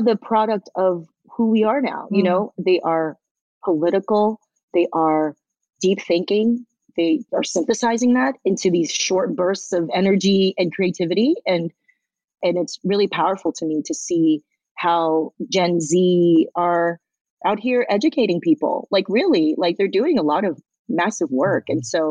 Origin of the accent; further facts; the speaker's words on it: Southern California, United States; also born or lived in Taiwan; I grew up listening to in Southern California